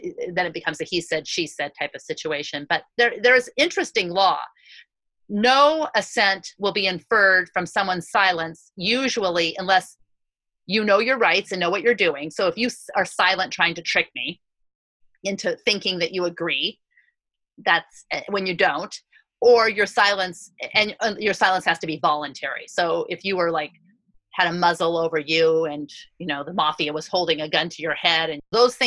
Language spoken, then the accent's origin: English; United States; as an American Jew